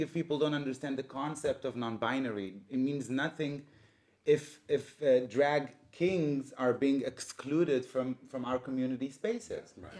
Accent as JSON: {"language": "English", "country": "Israel", "tie": "born or raised there", "moved": "yes", "said": "I was born and raised in Israel"}